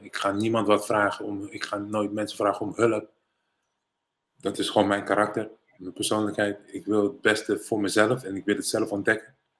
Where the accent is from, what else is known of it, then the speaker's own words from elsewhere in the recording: Rotterdam, South Holland, Netherlands; also born or lived in Suriname / United States; ik ben geboren en getogen in Rotterdam-West.